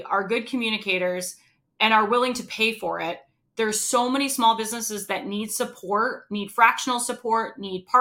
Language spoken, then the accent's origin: English; Rhode Island, United States; moved away; I'm originally from Rhode Island